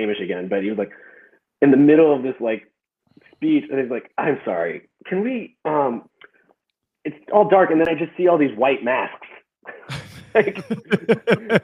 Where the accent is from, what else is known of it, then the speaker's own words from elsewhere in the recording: Chicago, Illinois, United States; I was from Chicago